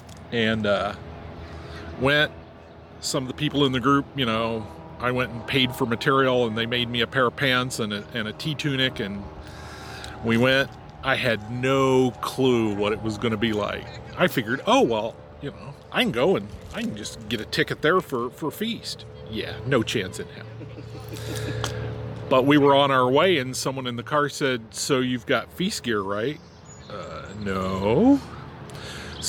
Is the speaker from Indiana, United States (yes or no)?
yes; Lafayette, Indiana, United States; I'm from Lafayette, Indiana, which is the barony of Rivenstar